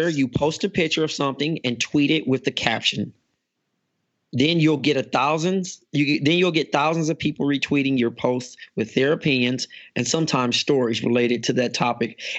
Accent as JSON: {"language": "English", "country": "Ghana"}